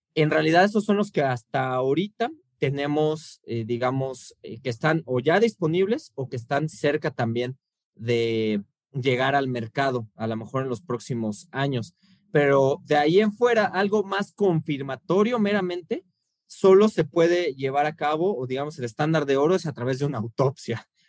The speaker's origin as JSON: {"language": "Spanish", "region": "Mexico City", "country": "Mexico", "said": "como buen chilango"}